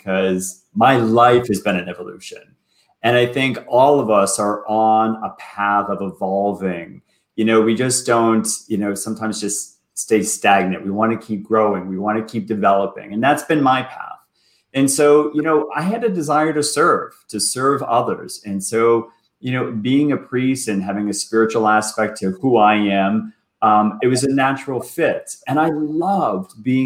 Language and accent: English; Boston, Massachusetts, United States; moved away as an adult; also born or lived in New York City; now in Toronto, Canada; I was born and raised in Boston.